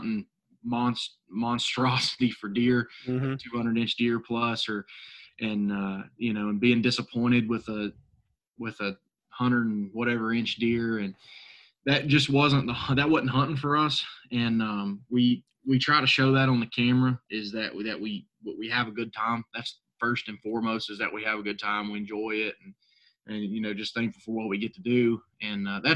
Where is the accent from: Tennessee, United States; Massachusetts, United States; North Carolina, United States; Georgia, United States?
North Carolina, United States; Northwest; I'm from Northwest North Carolina, up in the mountains.